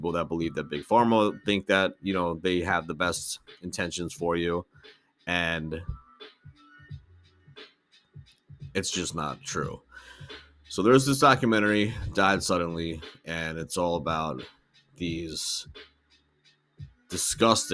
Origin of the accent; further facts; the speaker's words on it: United States; growing up in the United States